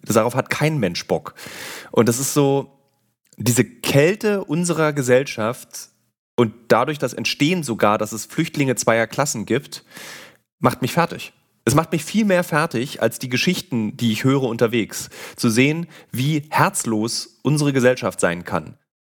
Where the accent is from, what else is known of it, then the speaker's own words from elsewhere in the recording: Berlin, Germany; als Berliner